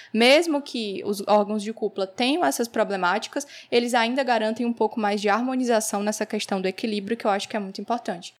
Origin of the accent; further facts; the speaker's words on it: Northeast Region, Brazil; eu sou aqui do Nordeste